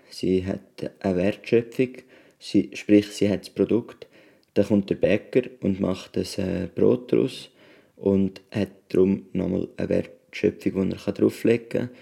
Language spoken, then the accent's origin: German; Switzerland; wenn wir als Schweizer Bürger